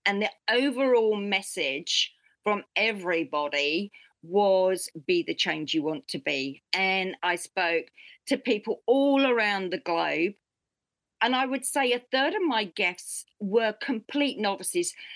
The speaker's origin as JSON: {"language": "English", "country": "United Kingdom", "moved": "yes", "lives_now": "New Zealand", "said": "being British"}